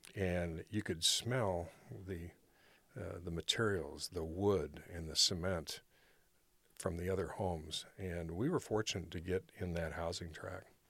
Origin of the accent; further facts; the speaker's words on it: Rancho Cordova, California, United States; also born or lived in Milan, Illinois; I spent the majority of my childhood here in Rancho Cordova